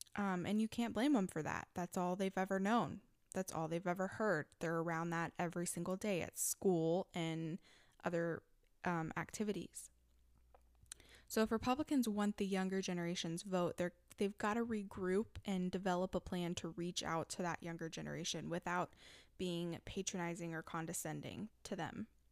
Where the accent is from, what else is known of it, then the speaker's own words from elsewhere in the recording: Texas, United States; my home state of Texas